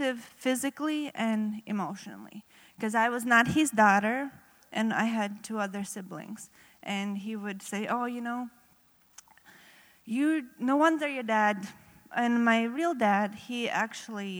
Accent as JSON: {"language": "English", "region": "Riga", "country": "Latvia", "tie": "born or raised there", "second_language": "English", "moved": "yes", "lives_now": "United States", "said": "I have a little accent. That's because I'm not originally from U.S. I grew up in Riga, Latvia."}